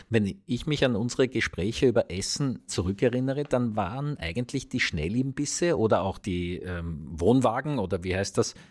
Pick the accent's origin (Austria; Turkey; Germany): Austria; Vienna; wir als Wiener